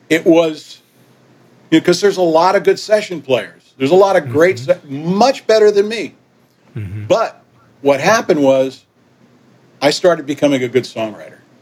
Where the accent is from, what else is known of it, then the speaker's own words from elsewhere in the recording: Yonkers, New York, United States; also born or lived in Manhattan / Miami / Puerto Rico / Port-au-Prince, Haiti; when we went back to New York, um, I was raised in Yonkers